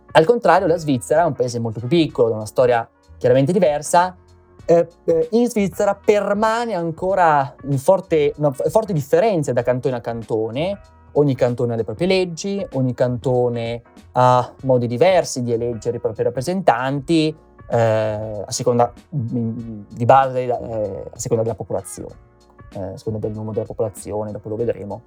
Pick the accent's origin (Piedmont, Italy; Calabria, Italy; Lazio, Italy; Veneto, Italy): Veneto, Italy; io sono veneto di origine